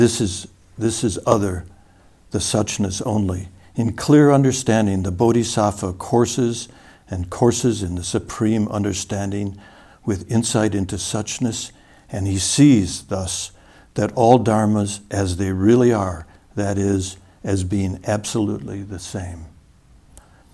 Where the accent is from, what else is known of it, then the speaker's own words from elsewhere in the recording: Wisconsin, United States; I'm from Wisconsin, so I remember one time back when I was really young, this is something you do in Wisconsin